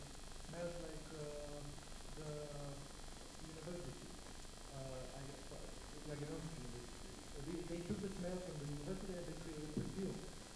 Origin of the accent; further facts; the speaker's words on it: North Macedonia; also born or lived in Poland; now in Istanbul, Turkey; I grew up in Macedonia, actually, so it's kind of mixed up. So when I was growing up in Macedonia, and I was also traveling to Poland also often